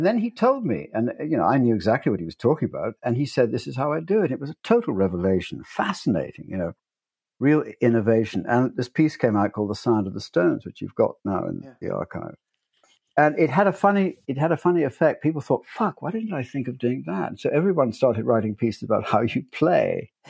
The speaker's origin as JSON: {"language": "English", "country": "United States", "tie": "born or raised there", "moved": "yes", "said": "I was born in America."}